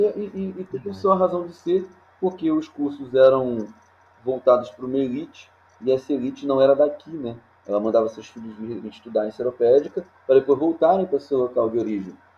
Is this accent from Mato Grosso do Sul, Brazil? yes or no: no; Nova Iguaçu, Rio de Janeiro, Brazil; Eu não nasci em Nova Iguaçu, mas eu vim para cá com três anos de idade e aqui é, formei a, a, minha vida